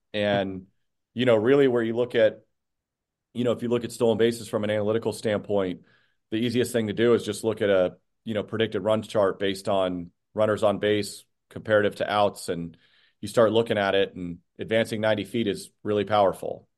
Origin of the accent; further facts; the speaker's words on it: Phoenix, Arizona, United States; moved away as an adult; also born or lived in Scottsdale, Arizona; now in Boston, United States; was born and raised in Phoenix